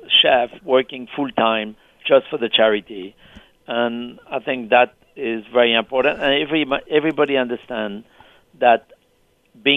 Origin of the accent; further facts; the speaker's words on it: France; now in New York City, United States; Back to France in my small village